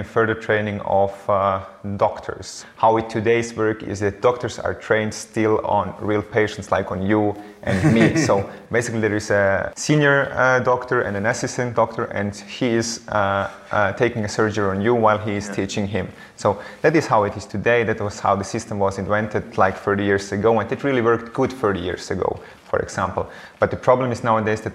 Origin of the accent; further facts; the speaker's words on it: Eastern Switzerland, Switzerland; I was born in Switzerland and grew up always here in the eastern part of Switzerland